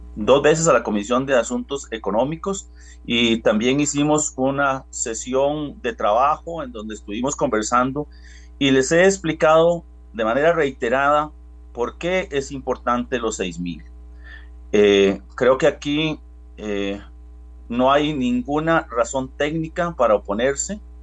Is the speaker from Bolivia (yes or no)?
no; Costa Rica; yo soy un costarricense igual que todos